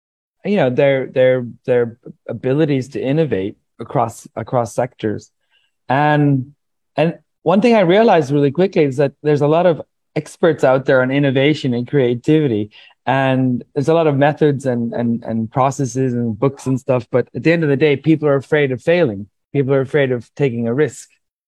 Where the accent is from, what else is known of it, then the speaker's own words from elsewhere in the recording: Iceland; also born or lived in California / Sweden; now in Colombia; I've lived in Sweden for most of my adult life. I'm from Iceland and California.